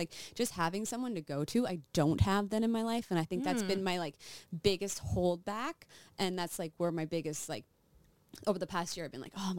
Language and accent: English; Regina, Saskatchewan, Canada; also born or lived in United States; We lived here and then my parents all moved to the States.